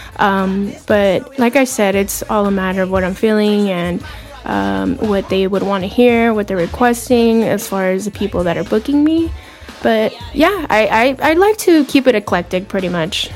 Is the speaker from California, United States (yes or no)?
yes; Los Angeles, California, United States; also born or lived in Seattle / Philadelphia; I'm from Boyle Heights, California. 10 minutes away from downtown LA.